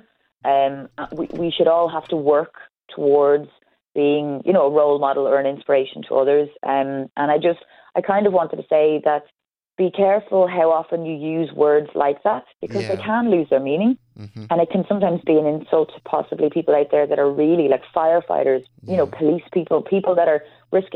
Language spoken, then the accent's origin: English; Ireland; as an Irish person